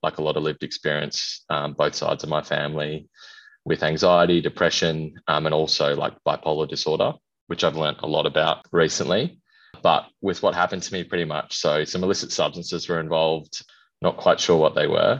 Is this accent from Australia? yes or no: yes; Perth, Western Australia, Australia; moved away as an adult; also born or lived in Kalgoorlie, Western Australia; now in Brisbane, Australia; I am originally from Kalgoorlie, lived most of my life in Perth, but moved. I live in Brisbane now